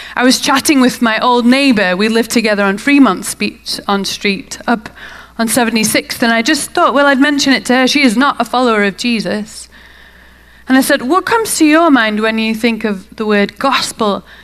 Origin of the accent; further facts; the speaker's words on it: United Kingdom; now in Salt Lake City, United States; Originally, I'm from the UK. It might be a bit of a tell from my accent.